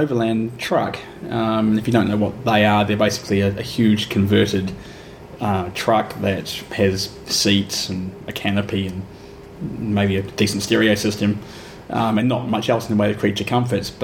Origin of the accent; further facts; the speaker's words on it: Ashburton, Canterbury, New Zealand; moved away as an adult; now in Melbourne, Australia; I grew up in a small town in New Zealand called Ashburton